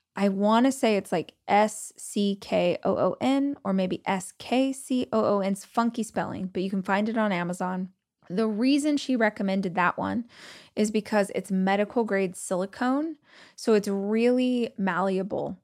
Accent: Southern California, United States; moved away; also born or lived in Los Angeles; I grew up in Southern California, lived in Los Angeles

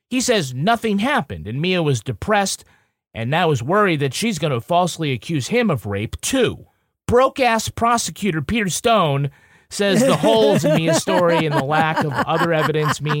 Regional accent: Ireland; I'm from Ireland. We like potatoes, sometimes with butter on it

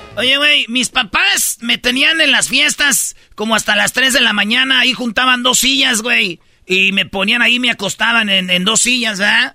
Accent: Jiquilpan, Michoacán, Mexico; moved away; en mi pueblo cuando hacían bailes, pues se oía cuando todo el sonido, güey. Y pues yo estaba morrido y yo no iba a los bailes, pero se oía hasta donde yo vivía. Allá por el lienzo charro se oían los bailes que hacían en el estadio de Jiquilpa

